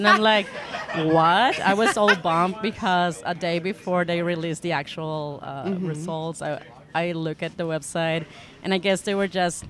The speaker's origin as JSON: {"language": "English", "town": "Tijuana", "region": "Baja California", "country": "Mexico", "said": "I'm from Tijuana, Mexico."}